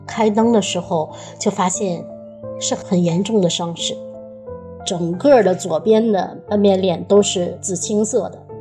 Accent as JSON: {"language": "Chinese", "region": "northern China", "country": "China", "moved": "as an adult", "lives_now": "Ireland", "said": "我们北方是吃狗肉"}